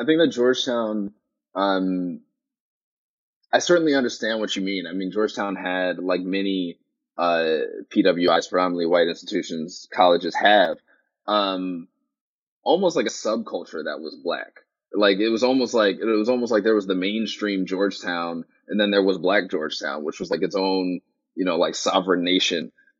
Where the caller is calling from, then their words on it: Sydney, New South Wales, Australia; I mean, the fact that I'm calling you from Sydney, Australia speaks to one of those advantages.